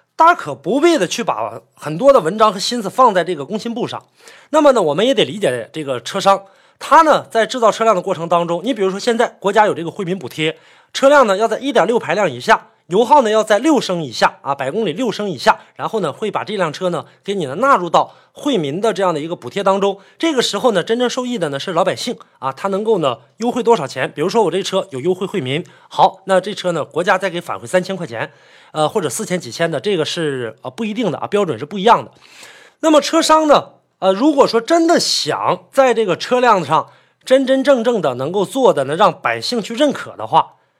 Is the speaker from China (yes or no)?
yes; Northeast China, China; 在我们北方，因为我是北方人嘛，在这个东北